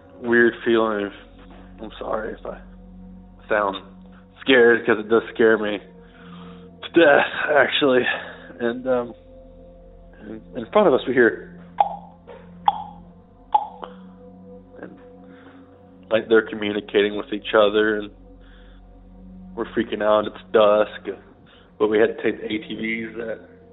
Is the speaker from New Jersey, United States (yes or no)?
no; Washington County, Oklahoma, United States; I'm from the foothills of the Ozarks in Oklahoma